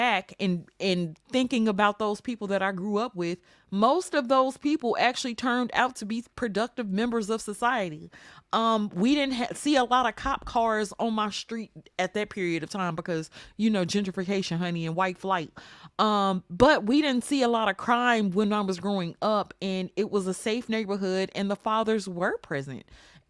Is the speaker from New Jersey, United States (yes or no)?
no; Mississippi, United States; also born or lived in New York; when I moved from New York to Mississippi